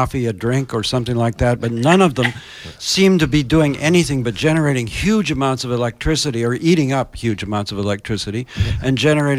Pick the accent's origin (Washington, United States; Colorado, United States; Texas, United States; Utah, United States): Washington, United States; Tacoma; born or raised there